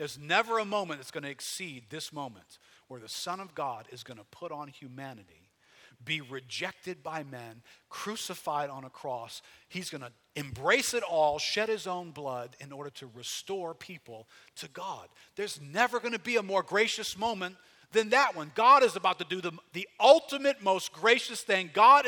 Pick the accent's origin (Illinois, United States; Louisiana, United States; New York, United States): Louisiana, United States; Metairie; also born or lived in New Orleans; Okay, I'm some dude from Metairie. Call me …. I'm like everybody else from Metairie. I grew up somewhere in the New Orleans area.